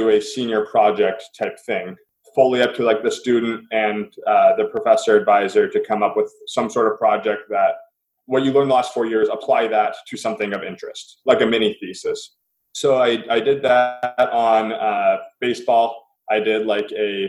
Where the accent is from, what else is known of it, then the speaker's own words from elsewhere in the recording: Seattle, Washington, United States; I am from Seattle, so working for the hometown club